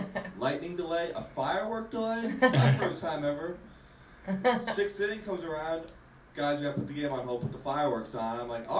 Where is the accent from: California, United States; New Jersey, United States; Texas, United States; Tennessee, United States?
New Jersey, United States; Hoboken; Eastern Tech University pitcher, Hoboken, New Jersey.